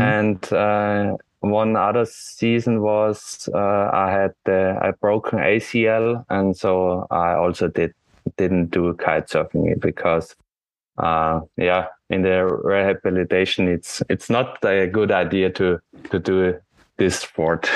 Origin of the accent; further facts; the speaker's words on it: Austria; from Austria